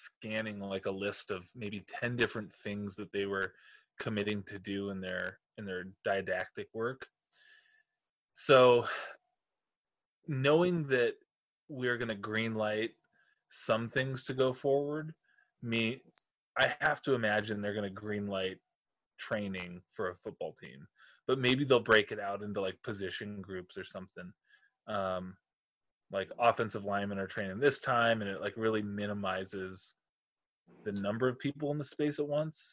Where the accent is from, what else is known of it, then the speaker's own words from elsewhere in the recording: Shelby, Montana, United States; I'm from the Paris of the Highline, Shelby, Montana.